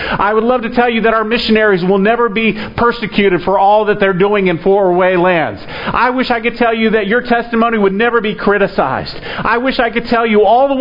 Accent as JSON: {"language": "English", "region": "Florida", "country": "United States", "tie": "born or raised there", "said": "I was raised in Florida"}